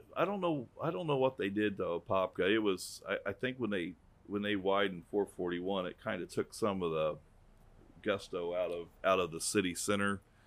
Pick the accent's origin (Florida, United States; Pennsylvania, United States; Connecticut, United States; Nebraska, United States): Florida, United States; DeLand; I'm from DeLand